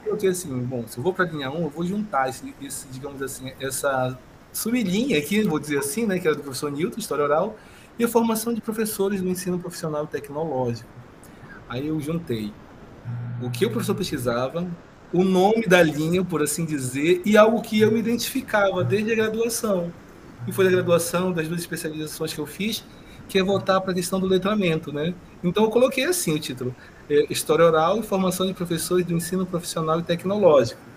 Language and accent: Portuguese; Parintins, Amazonas, Brazil; Sou aqui do interior do Amazonas, Parintins